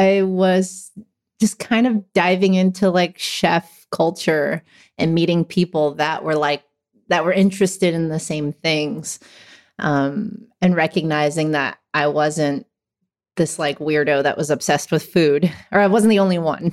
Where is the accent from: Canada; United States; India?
United States; Hacienda Heights, California; also born or lived in San Gabriel Valley / Whittier; I grew up in Hacienda Heights.